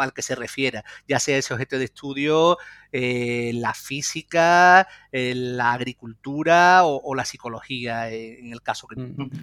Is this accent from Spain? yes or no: yes; Lebrija, Andalusia, Spain; yo soy de Lebrija, de un pueblo de la provincia de Sevilla